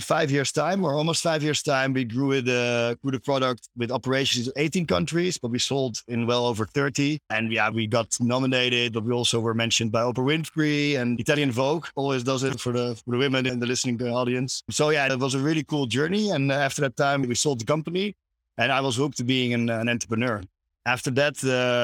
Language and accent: English; Amsterdam, North Holland, Netherlands; I'm from Amsterdam.